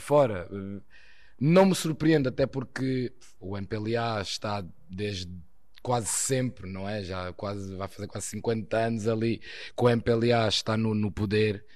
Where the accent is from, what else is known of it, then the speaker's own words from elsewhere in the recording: Portugal; also born or lived in Angola; Eu já sou praticamente português, estou cá já há 22 anos, por isso cresci aqui em Portugal